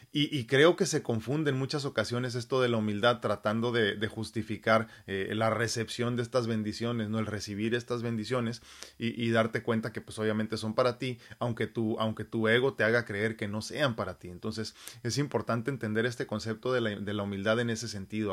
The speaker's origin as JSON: {"language": "Spanish", "country": "Mexico", "said": "mi cerebro de humano mexicano"}